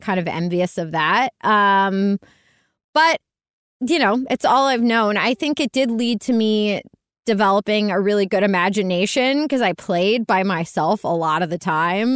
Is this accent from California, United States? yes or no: no; Pittsburgh, Pennsylvania, United States; I was born and raised in Pittsburgh, Pennsylvania